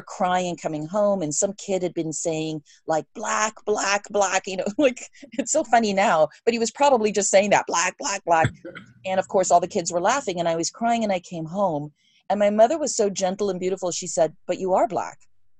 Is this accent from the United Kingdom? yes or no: yes; England, United Kingdom; moved away; I grew up in England.